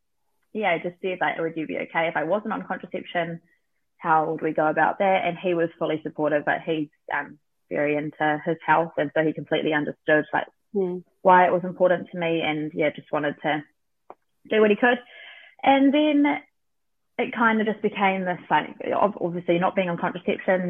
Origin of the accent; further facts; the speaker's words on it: Auckland, New Zealand; moved away as an adult; now in Hawke's Bay, New Zealand; I'm from Auckland